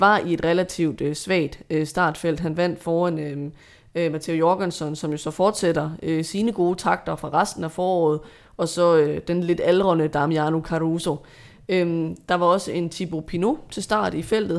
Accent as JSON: {"language": "Danish", "country": "Denmark", "said": "som dansker"}